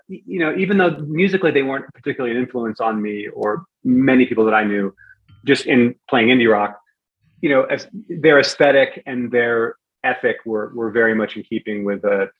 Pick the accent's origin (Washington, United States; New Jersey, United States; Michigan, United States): Washington, United States; Bremerton; also born or lived in Northern Virginia; I grew up in Bremerton. I moved from Northern Virginia back to Bremerton where I was born. My dad was leaving the military and we were kind of settling there. So I was in high school in Bremerton for, you know, that period and then on to Bellingham.